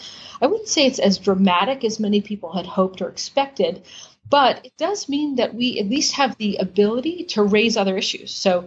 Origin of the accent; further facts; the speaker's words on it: Lexington, Massachusetts, United States; also born or lived in Indonesia; I was born and I'm from Lexington, Massachusetts, which is a suburb outside of Boston.